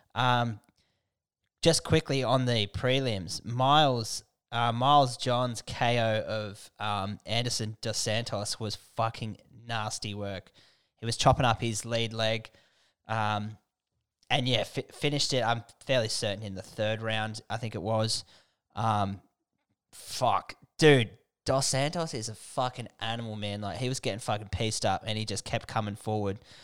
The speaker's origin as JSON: {"language": "English", "town": "Canberra", "region": "Australian Capital Territory", "country": "Australia", "tie": "born or raised there", "moved": "yes", "lives_now": "Newcastle, Australia", "said": "I grew up in Canberra."}